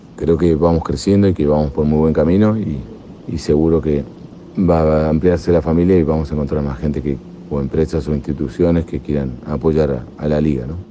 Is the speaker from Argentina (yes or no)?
yes; Argentina; moved away as an adult; now in Chocó, Colombia; ya por mi acento, se darán cuenta que no soy de acá, soy argentino